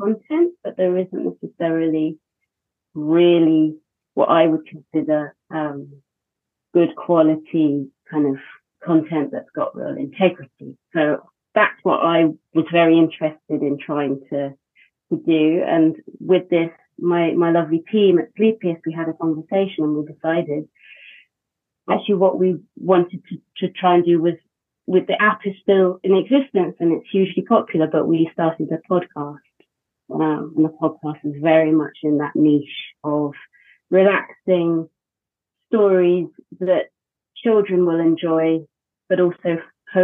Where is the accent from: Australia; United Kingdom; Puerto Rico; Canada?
United Kingdom; now in Wales, United Kingdom; I'm British